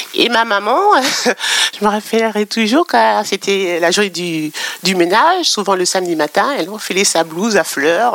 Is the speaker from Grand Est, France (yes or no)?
no; Normandy, France; moi, j'ai grandi en Normandie